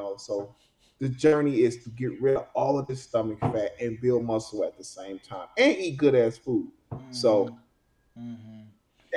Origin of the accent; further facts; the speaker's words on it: Chicago, Illinois, United States; also born or lived in Oak Park, Illinois; I grew up in Beverly, and then I moved to Oak Park with my brothers in high school.